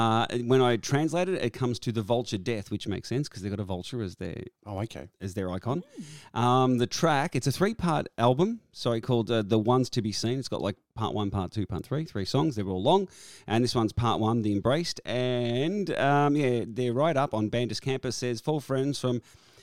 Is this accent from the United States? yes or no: no; Australia; we're Australian.